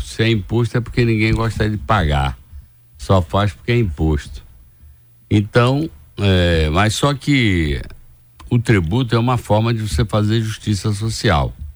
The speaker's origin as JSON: {"language": "Portuguese", "country": "Brazil", "said": "como brasileiro"}